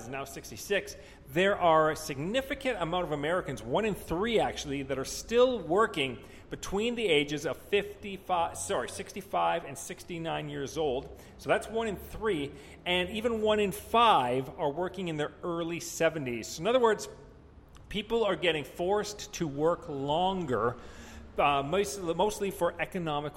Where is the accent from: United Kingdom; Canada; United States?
Canada; I'm Canadian